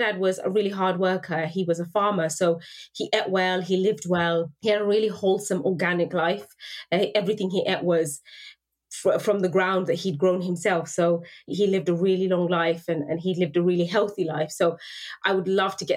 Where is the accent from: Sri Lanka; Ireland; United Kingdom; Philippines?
United Kingdom; cemented myself as a British person. Because for him, you know, like as my parents are immigrants